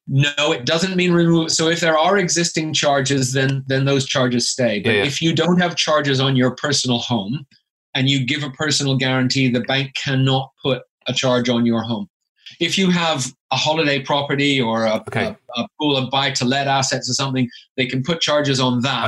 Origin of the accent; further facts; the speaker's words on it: Canada; moved away as an adult; now in United Kingdom; I'm originally from Canada, hence the accent